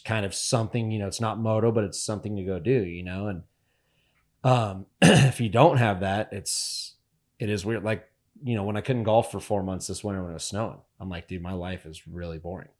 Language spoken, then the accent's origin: English; Northern Nevada, United States; We're from Northern Nevada